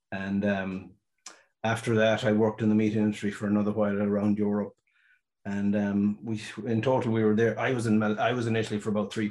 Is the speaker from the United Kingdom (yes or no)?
no; near Claremorris, County Mayo, Connacht, Ireland; I'm from Mayo, George. Not exact, not where we are now. Just um, a village the other side of Claremorris. Um, I grew up in a, one of these typical country crossroads places.